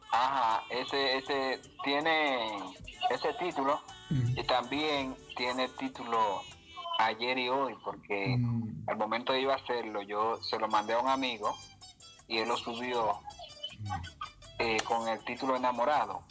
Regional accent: Villa Jaragua, Baoruco, Dominican Republic; now in Barcelona, Spain; Yo soy de, de Neiva, Villaragua de Neiva.

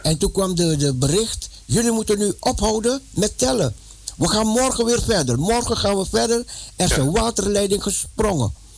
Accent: Netherlands; mijn paspoort dat ik uit Nederland kwam

